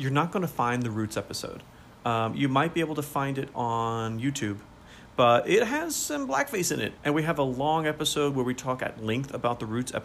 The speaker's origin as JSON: {"language": "English", "country": "United States", "said": "I'm an American."}